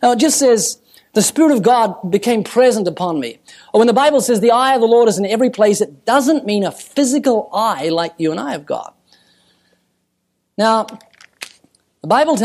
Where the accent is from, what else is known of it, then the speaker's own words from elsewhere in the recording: New Zealand; I'm from New Zealand